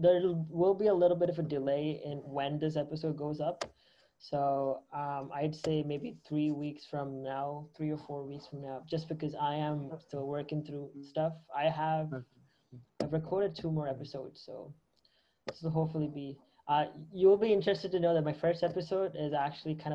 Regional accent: Canada; I'm originally from Canada.

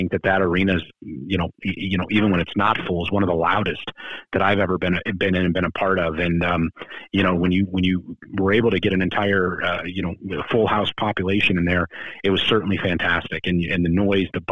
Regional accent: Cuyahoga Falls, Ohio, United States; moved away as an adult; also born or lived in Utah / Youngstown, Ohio; now in Tucson, United States; I am originally from Cuyahoga Falls, Ohio, born and raised

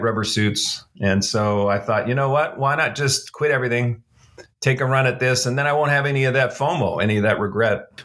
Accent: Canada; moved away as an adult; now in Dallas, United States; I'm a Canadian. I, uh, I grew up in Canada. I lived my first thirty-four, thirty-five years in Canada.

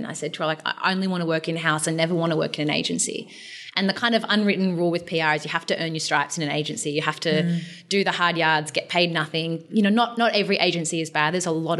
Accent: Newcastle, New South Wales, Australia; moved away as an adult; also born or lived in Melbourne; I grew up in Newcastle in New South Wales

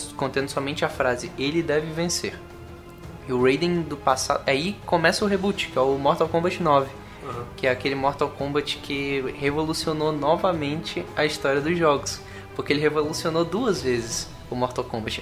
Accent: Juazeiro do Norte, Ceará, Brazil; now in Curitiba, Brazil; eu sou de Juazeiro do Norte, mas eu tô morando aqui agora

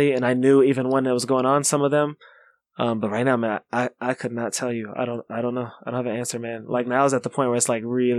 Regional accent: Kentucky, United States; now in Chicago, United States; where I grew up in Kentucky

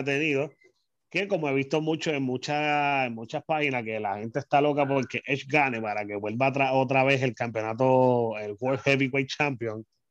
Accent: San Juan, Puerto Rico; now in Carolina, Puerto Rico; soy natural de San Juan, Puerto Rico. Desde el 2006 hasta el día de hoy estoy viviendo en Carolina

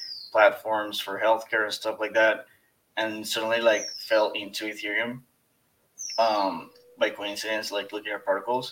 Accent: Ecuador; I'm from Ecuador

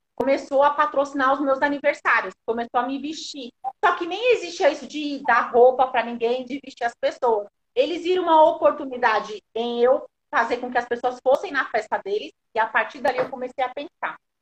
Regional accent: São Paulo, Brazil; Eu sou lá da Zona Sul, Americanópolis, crescida, nascida e criada lá.

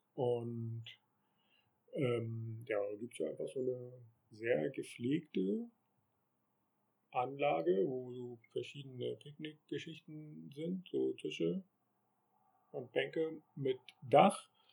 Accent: Germany; dass man ja aus Deutschland kommt

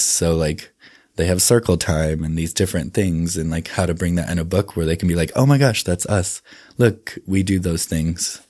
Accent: Indianapolis, Indiana, United States; born or raised there; also born or lived in South Dakota; now in Salt Lake City, United States

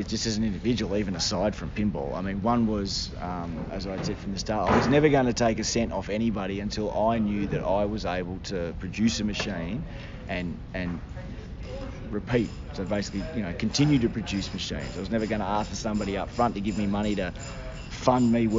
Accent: Australia; we're Australian

